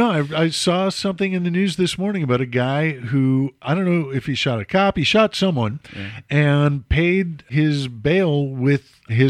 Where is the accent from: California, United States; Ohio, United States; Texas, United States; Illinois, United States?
Illinois, United States; moved away; I'm from Illinois.